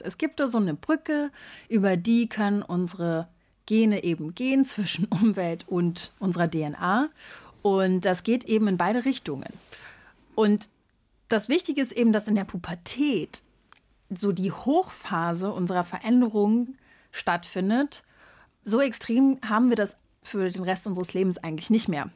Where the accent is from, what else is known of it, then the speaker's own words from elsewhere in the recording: Berlin, Germany; moved away; also born or lived in São Paulo, Brazil; Ich bin ja in Berlin aufgewachsen